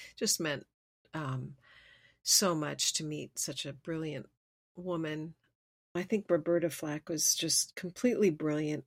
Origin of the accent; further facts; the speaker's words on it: Switzerland; moved away; growing up in Switzerland